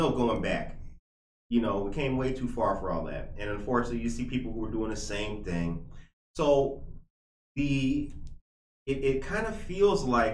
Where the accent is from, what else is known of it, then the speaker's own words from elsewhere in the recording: Naperville, Illinois, United States; moved away as an adult; I'm actually from here. I've just been gone a long time